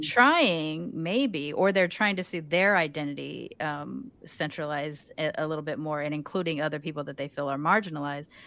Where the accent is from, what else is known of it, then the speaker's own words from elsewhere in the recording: United States; accent: American; They hear my accent, American